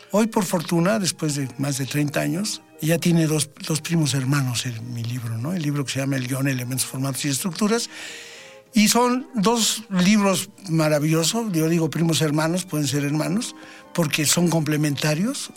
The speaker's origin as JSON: {"language": "Spanish", "country": "Mexico", "said": "en mi país"}